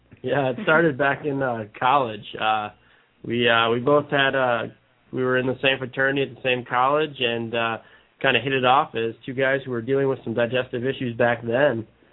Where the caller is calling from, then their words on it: Lansing, Michigan, United States; Yes, I'm calling from Lansing, Michigan.